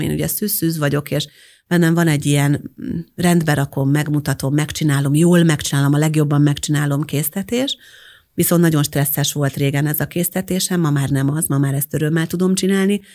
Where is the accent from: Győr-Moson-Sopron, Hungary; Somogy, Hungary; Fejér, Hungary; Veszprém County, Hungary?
Győr-Moson-Sopron, Hungary; Győrszemere; moved away as an adult; also born or lived in Pécs; én győrszemerei vagyok egyébként eredetileg, tehát győr mellől származom